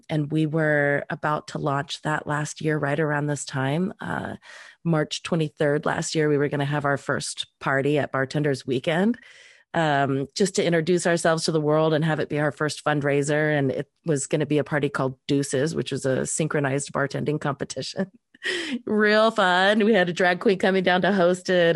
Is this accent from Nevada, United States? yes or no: yes; Reno, Nevada, United States; moved away; I grew up in Reno